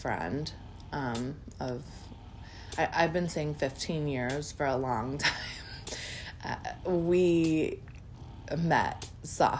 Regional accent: Michigan, United States; also born or lived in Grand Rapids, Michigan; I'm also from Michigan, so was born in Grand Rapids, which is the west side of the state, and adopted by my lovely parents that live on the east side

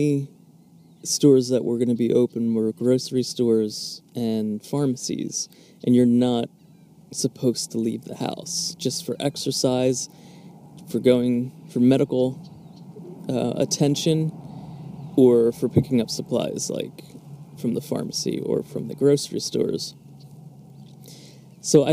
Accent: Philadelphia, Pennsylvania, United States; moved away; I'm from Philadelphia area

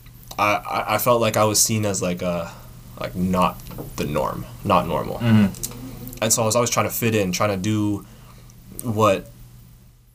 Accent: Bolton, Ontario, Canada; also born or lived in Markham / Mississauga; grew up in Bolton

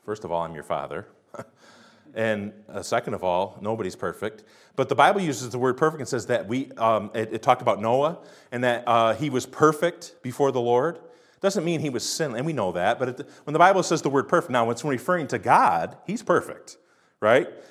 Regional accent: United States

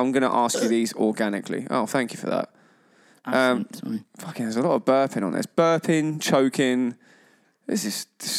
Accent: Kent, South East England, United Kingdom; I mean, we're both from Kent.

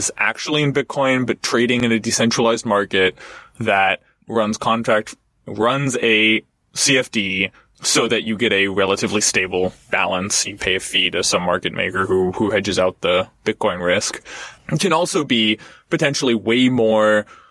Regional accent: United States; as an American

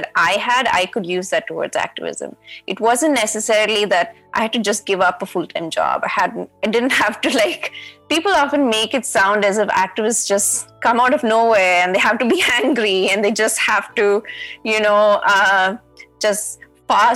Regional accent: Chennai, Tamil Nadu, India; moved away as an adult; also born or lived in Bangalore; I'm from Chennai

